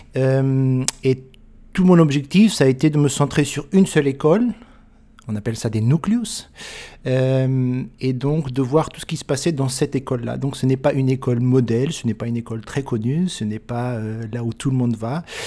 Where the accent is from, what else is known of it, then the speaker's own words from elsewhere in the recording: France; je suis français